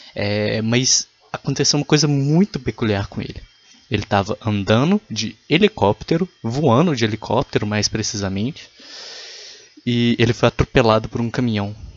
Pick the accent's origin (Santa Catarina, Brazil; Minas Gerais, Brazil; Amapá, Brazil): Minas Gerais, Brazil; eu sou de Minas Gerais